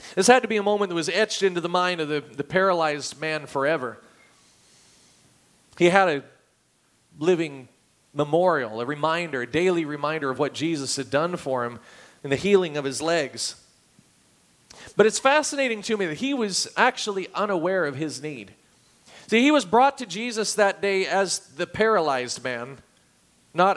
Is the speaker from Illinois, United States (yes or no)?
no; Oregon, United States; moved away; I grew up in Oregon